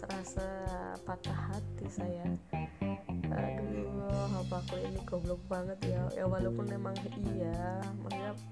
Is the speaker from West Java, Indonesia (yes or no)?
no; Klaten, Central Java, Indonesia; keinginan untuk daftar di sekolah favorit di Klaten ya kan saya sekolah saya orang Klaten